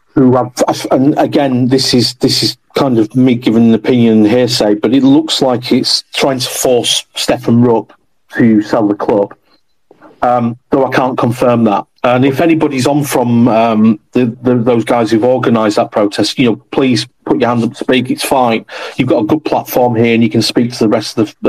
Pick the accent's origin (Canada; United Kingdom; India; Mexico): United Kingdom; Bradford, Yorkshire and the Humber; I'm from West Bowling originally